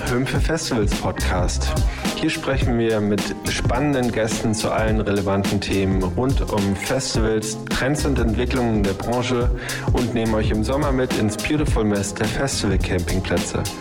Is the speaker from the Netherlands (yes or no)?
yes; Netherlands; German is a second language; moved away as an adult; now in Hamburg, Germany; Ich bin Holländer, das hört man auch wahrscheinlich. Ähm, ich bemühe mich, Deutsch zu reden.